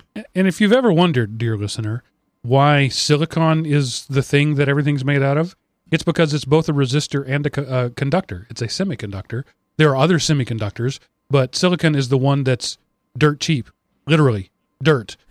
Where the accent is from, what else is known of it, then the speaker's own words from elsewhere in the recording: United States; I was born in the U S